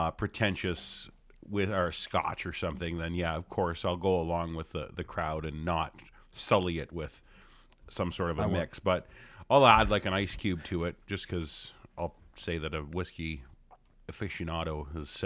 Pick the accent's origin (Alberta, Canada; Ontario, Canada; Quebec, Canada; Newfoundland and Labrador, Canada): Ontario, Canada; Hamilton; I'm born and raised in Hamilton. Yeah, no, I never left